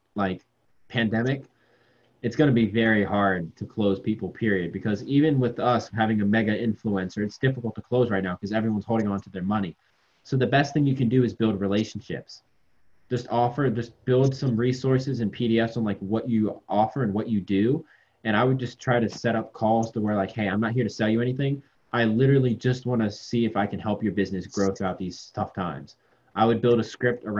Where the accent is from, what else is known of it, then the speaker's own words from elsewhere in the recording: Virginia, United States; I'm from Virginia